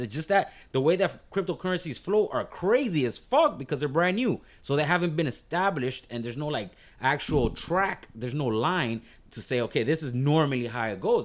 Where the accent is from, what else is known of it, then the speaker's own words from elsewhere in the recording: Miami, Florida, United States; I'm from Miami-Dade County, but born and raised